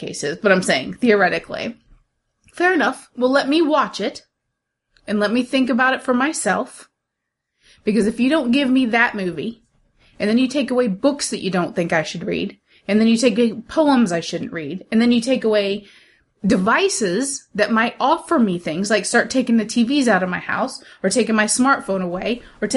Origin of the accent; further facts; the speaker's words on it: United States; I'm American